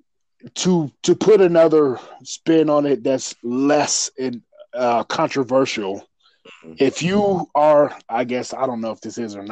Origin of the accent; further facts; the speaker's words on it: Colorado, United States; I was raised in Colorado